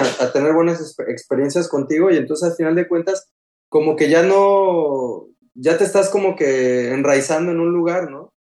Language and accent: Spanish; Coatzacoalcos, Veracruz, Mexico; moved away as an adult; also born or lived in Paris, France; now in Tours, France; de chiquito, pues nada, o sea, yo en Coatzacoalcos con mi familia